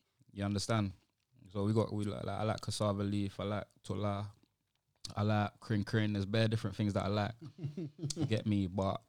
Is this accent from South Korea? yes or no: no; Sierra Leone; Like, I'm from Sierra Leone where it's like, you can't step out of a car without people coming up to you with their hand at its peak, you get me?